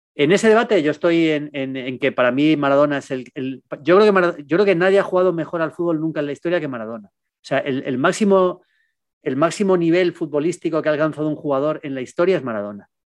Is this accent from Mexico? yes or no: no; Spain; el Mundial en España, en mi país, yo era un chavalín